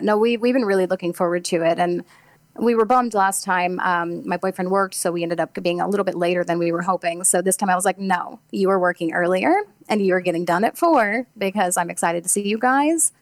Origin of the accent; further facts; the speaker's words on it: Farmington, Missouri, United States; moved away; I'm from Farmington, Missouri.